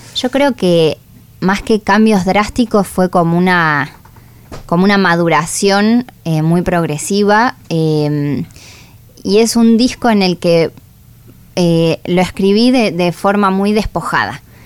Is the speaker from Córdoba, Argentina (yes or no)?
no; La Plata, Buenos Aires Province, Argentina; nací en La Plata em, y crecí envuelta en todo eso